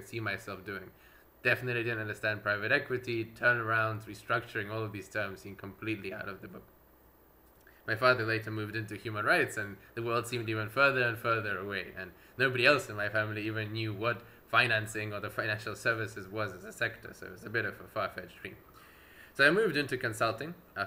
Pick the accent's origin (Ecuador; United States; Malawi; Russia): Russia; also born or lived in Edinburgh; now in United Kingdom; I was born in Russia. I grew up with a Russian-Ukrainian family.